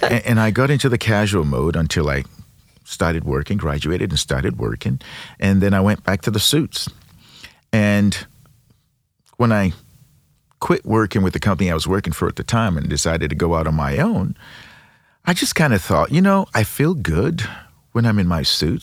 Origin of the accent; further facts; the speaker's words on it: Nigeria; now in Saint Louis, United States; I'm originally from Nigeria, been in Saint Louis for thirty-four years